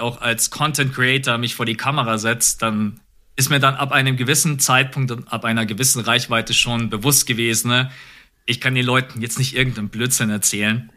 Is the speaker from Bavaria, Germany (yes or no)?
yes; Munich, Bavaria, Germany; also born or lived in Augsburg; ich bin in München geboren und aufgewachsen